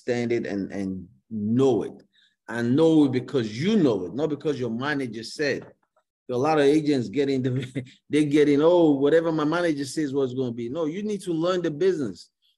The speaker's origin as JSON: {"language": "English", "country": "Nigeria", "tie": "born or raised there", "moved": "as an adult", "lives_now": "United States", "said": "growing up in Nigeria, you know, going to school and everything."}